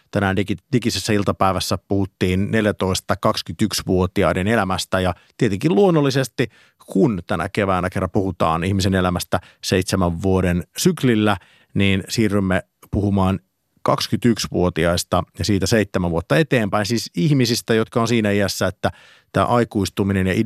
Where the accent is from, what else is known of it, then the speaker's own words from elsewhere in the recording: Karelia, Finland; Öö, mä oon karjalainen